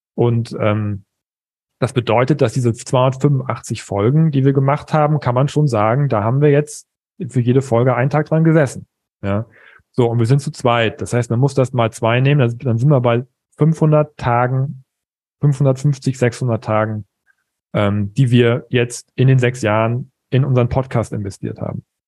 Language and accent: German; East Frisia, Lower Saxony, Germany; als Ostfriese